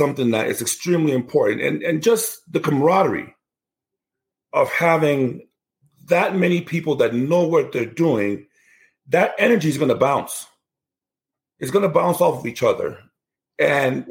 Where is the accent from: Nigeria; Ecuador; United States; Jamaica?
Nigeria; Where I come from in Nigeria, I'm from the Igbo tribe